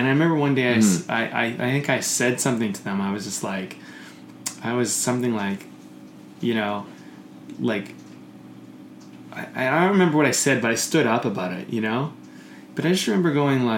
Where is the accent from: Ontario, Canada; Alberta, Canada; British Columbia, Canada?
British Columbia, Canada; Coquitlam; where I grew up in Coquitlam